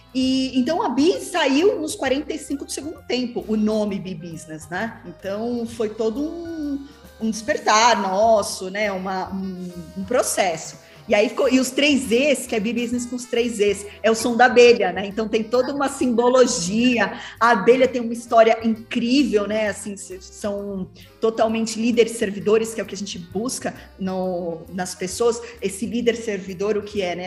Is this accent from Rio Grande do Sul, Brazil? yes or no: no; São Paulo, Brazil; Eu sou de São Paulo mesmo. São Paulo. E, São Paulo e tenho os meus negócios aqui, né? Então sempre fui São Paulo